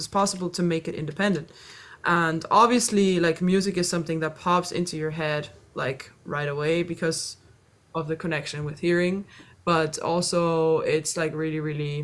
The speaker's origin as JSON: {"language": "English", "country": "Austria", "tie": "born or raised there", "also_born_or_lived": "Dublin, Ireland / Vienna, Austria", "moved": "as an adult", "lives_now": "United States", "said": "And then when I was four, I moved to Austria. And then I was pretty much raised in Austria."}